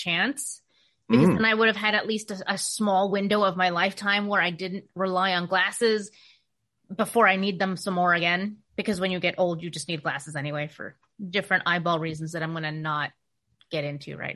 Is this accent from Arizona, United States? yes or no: yes; Phoenix, Arizona, United States; now in Portland, United States; my hometown of Phoenix, which is the reason I left Phoenix.